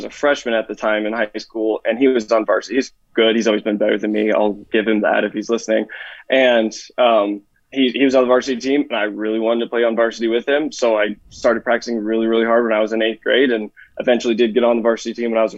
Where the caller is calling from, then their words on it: Denison, Iowa, United States; Uh, uh, Denison, Iowa, uh, southwest Iowa, somewhere in there.